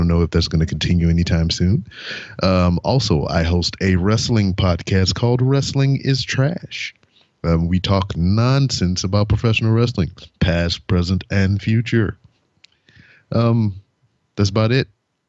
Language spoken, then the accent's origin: English; Lake Charles, Louisiana, United States; born there; I was born in 1982 in Lake Charles, Louisiana.